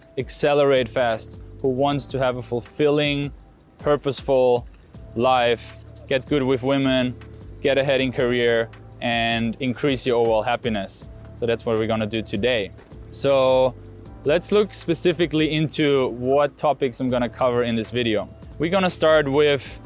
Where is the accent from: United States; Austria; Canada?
Austria; I grew up in Austria